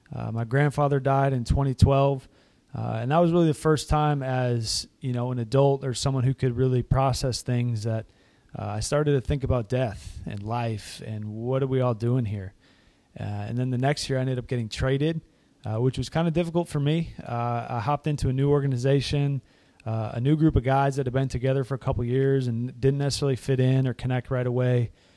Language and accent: English; Massachusetts, United States; moved away; I grew up in Massachusetts, up in the Northeast